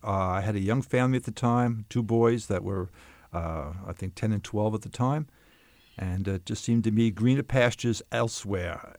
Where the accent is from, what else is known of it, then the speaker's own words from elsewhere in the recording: Long Island, New York, United States; moved away as an adult; also born or lived in Bronx, New York City; lived my, most of my, my life on Long Island